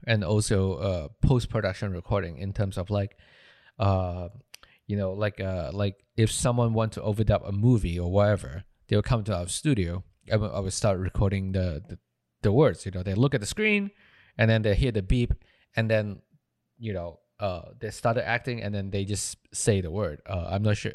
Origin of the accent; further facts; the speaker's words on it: Malaysia; moved away as an adult; I'm from Malaysia